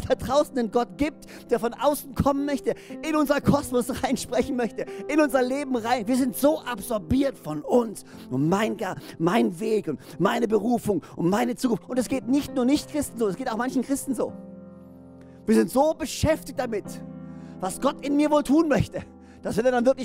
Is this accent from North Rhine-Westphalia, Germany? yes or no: no; Böhringen, Baden-Württemberg, Germany; now in Orsingen, Germany; Ich meine, hey, ich bin in Böhring groß geworden und lebe jetzt in Orsingen.